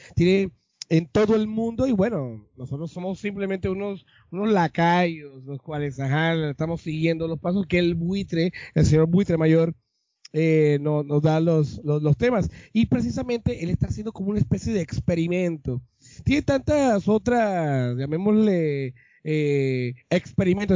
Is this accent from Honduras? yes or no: no; Colombia; Nosotros venimos de Colombia